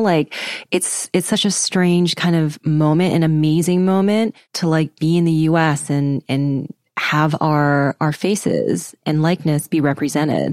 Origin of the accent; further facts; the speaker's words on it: Vancouver, British Columbia, Canada; I grew up in Vancouver